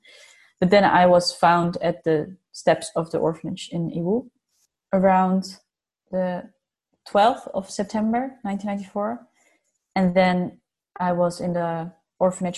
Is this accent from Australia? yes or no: no; Netherlands; also born or lived in Yiwu, China; I'm from the Netherlands.